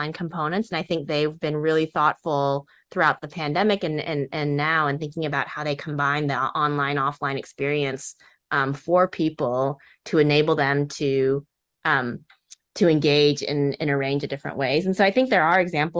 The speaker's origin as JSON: {"language": "English", "region": "Texas", "country": "United States", "tie": "born or raised there", "said": "I grew up in Texas, and I was a daughter of Korean immigrants"}